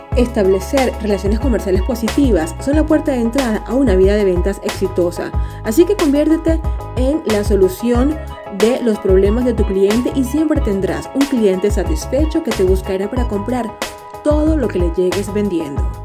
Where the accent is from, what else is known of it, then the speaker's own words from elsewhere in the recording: Venezuela; como decimos en Venezuela